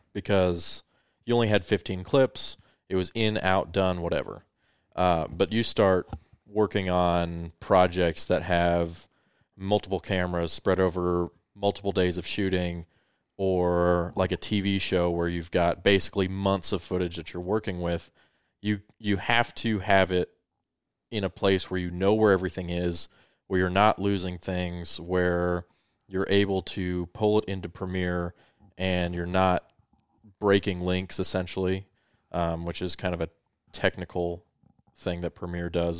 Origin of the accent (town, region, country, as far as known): Colorado, United States; born or raised there; also born or lived in Victorville, California